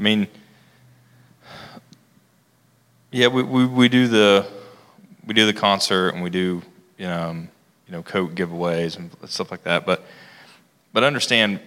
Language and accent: English; Logan, United States; I grew up here in Logan